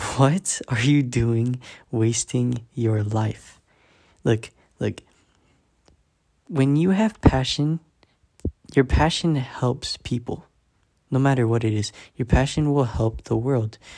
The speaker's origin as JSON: {"language": "English", "town": "San Diego", "region": "California", "country": "United States", "said": "I'm fourteen years old, and I am from San Diego, California, the six one nine"}